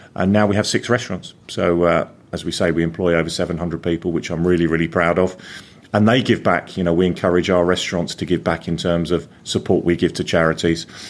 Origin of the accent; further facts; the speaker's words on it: London, United Kingdom; moved away as an adult; also born or lived in North West England; now in Coventry, United Kingdom; I'm not from Coventry. I'm originally from London